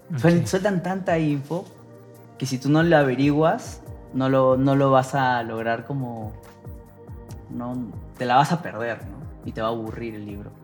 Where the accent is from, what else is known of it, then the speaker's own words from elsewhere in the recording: Peru; moved away as an adult; now in Mexico; estaría con mi familia, estaría con, eh, con mi familia y en mi tierra